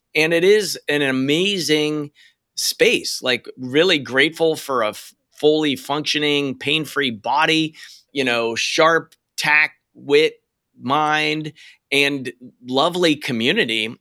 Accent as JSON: {"language": "English", "region": "Western Pennsylvania", "country": "United States", "moved": "yes", "lives_now": "Portland, United States", "said": "I'm from Western Pennsylvania"}